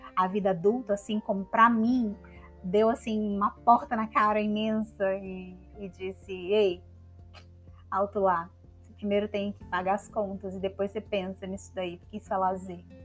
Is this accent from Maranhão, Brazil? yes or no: yes; São Luís, Maranhão, Brazil; moved away as an adult; also born or lived in São Paulo; now in Ceará, Brazil; da minha cidade natal, São Luís